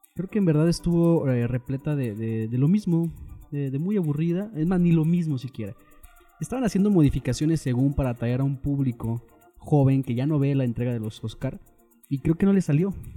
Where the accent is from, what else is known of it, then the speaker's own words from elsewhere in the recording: Mexico; Como mexicano